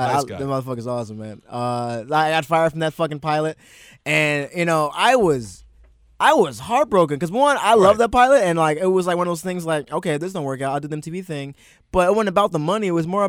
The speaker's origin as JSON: {"language": "English", "region": "Maryland", "country": "United States", "tie": "born or raised there", "said": "me and growing up in Maryland"}